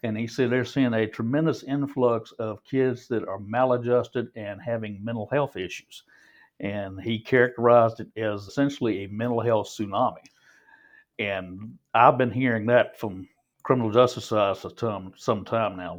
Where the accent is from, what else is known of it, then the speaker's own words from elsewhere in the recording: Granville County, North Carolina, United States; moved away as an adult; now in Johnston County, United States; I grew up in Granville County